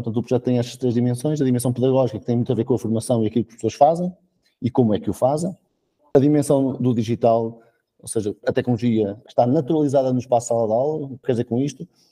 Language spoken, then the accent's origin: Portuguese; Coimbra, Centro, Portugal; now in Maia, Portugal; eu na verdade sou natural de Coimbra, mas posso dizer que sou maiato honorário